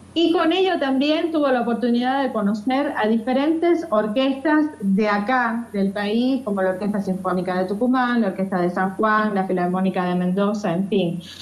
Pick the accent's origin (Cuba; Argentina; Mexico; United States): Cuba; Matanzas; moved away; also born or lived in Havana; Hice mis estudios en mi provincia natal, Matanza